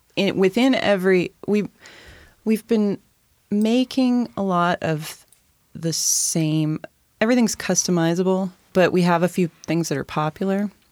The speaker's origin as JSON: {"language": "English", "town": "University Place", "region": "Washington", "country": "United States", "tie": "born or raised there", "said": "I grew up in University Place"}